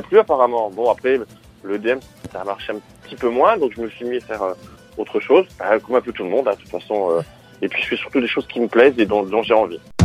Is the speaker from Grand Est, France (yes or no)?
yes; Piennes, Grand Est, France; also born or lived in Briey / Paris; now in Toulouse, France; Lorrain de naissance et Toulousain d'adoption